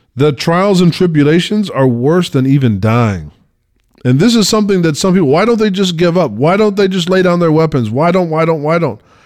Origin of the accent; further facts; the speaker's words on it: United States; I'm from America